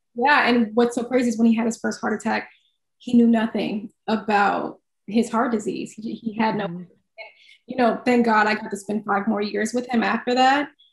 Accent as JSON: {"language": "English", "region": "Midwest", "country": "United States", "said": "I'm from the Midwest"}